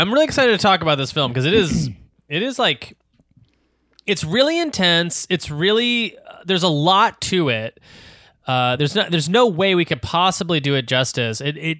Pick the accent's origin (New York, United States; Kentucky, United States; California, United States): California, United States; Torrance; born there; It's like south of LA. I was born in Torrance, actually. Oh. I was born in Torrance Memorial Hospital.